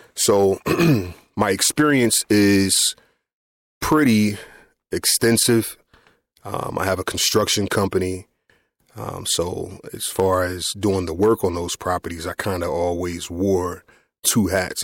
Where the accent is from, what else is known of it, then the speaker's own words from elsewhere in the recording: Trenton, New Jersey, United States; I grew up here in Trenton, New Jersey